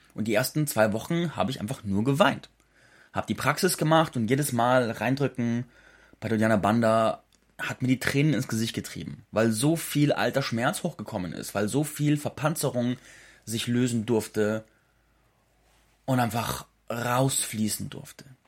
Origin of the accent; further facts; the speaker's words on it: Schopfheim, Baden-Württemberg, Germany; moved away; in meiner alten Heimat am Hof Zarte in Schopfheim bei Baden-Württemberg